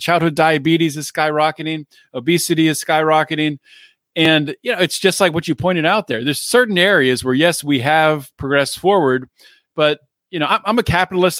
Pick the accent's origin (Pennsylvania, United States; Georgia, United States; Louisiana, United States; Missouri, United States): Pennsylvania, United States; Pittsburgh; we're both from Pennsylvania, both from the Pittsburgh area-ish